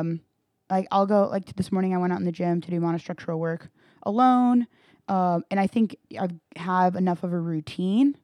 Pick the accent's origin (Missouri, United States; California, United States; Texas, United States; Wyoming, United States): Texas, United States; Granbury; I grew up in Granbury